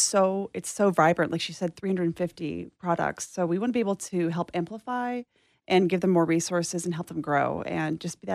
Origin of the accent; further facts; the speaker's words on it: Texas, United States; I'm originally from East Texas, mm-hmm. So you can hear an accent kind of sometimes.